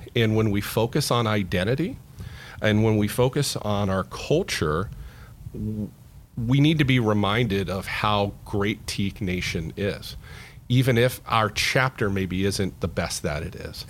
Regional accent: Central Florida, United States; also born or lived in South Carolina; I was born and raised in Central Florida

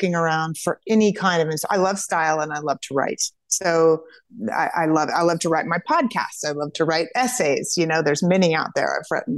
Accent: Kansas, United States; We're from Kansas

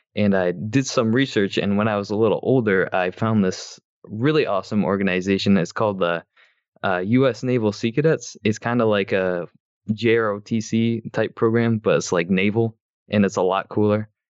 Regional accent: Michigan, United States; I'm from Michigan, and I'm a freshman in college this year.

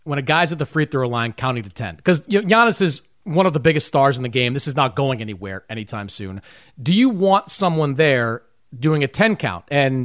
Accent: Boston, Massachusetts, United States; I remember growing up in Boston

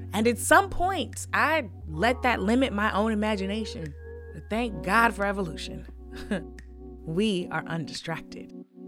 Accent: St. Louis, Missouri, United States; My hometown of St. Louis, full of creative, beautiful people

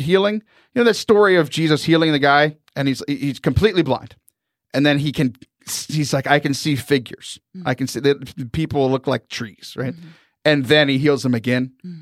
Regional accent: Southern Texas, United States; I'm from Southern Texas

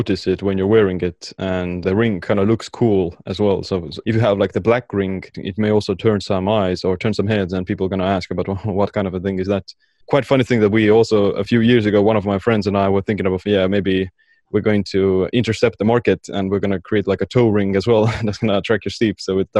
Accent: Estonia; Yeah, I am from the cold, wintry regions of Estonia, calling in from at the moment.

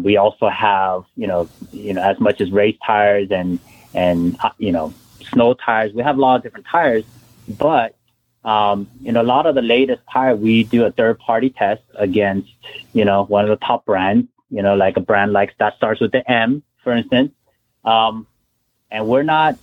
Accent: the West, West Coast, United States; I'm from the West.

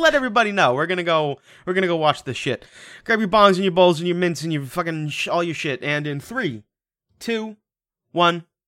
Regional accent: Washington, United States; I'm from Washington

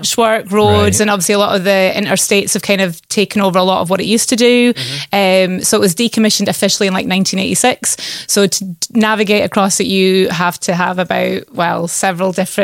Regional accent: Shetland, Scotland, United Kingdom; moved away; I am born and bred in Shetland, Island girl

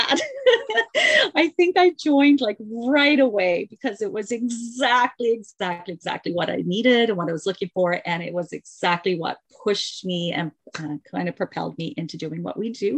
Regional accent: Mississauga, Ontario, Canada; I am from Mississauga, Ontario, which is just outside of Toronto

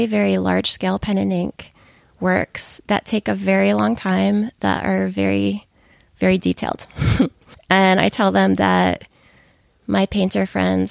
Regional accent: Southern Connecticut, United States; moved away as an adult; also born or lived in Boston; now in Austin, United States; So I grew up in Southern Connecticut, about an hour from Manhattan.

